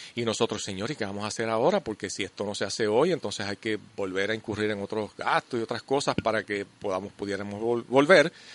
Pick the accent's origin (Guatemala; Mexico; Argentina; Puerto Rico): Puerto Rico; nosotros los puertorriqueños, puramente desde nuestra idiosincrasia